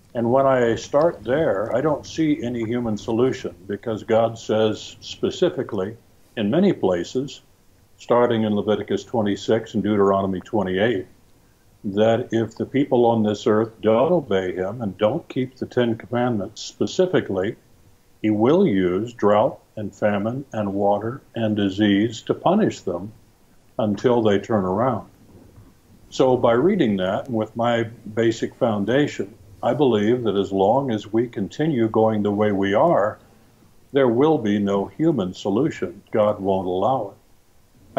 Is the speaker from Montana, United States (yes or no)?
no; California, United States; moved away; I grew up in California